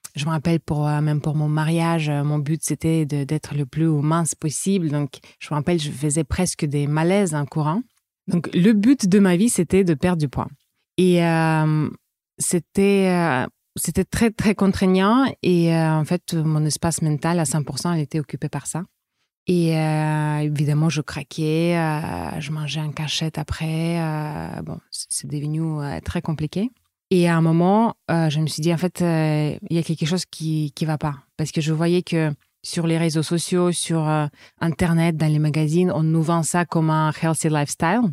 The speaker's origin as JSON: {"language": "French", "region": "Saint Petersburg", "country": "Russia", "tie": "born or raised there", "also_born_or_lived": "France", "second_language": "French", "moved": "as an adult", "lives_now": "New Caledonia", "said": "je suis russe. Je suis née à Saint-Pétersbourg. Mais ça fait déjà euh, plus de dix ans que je vis en France"}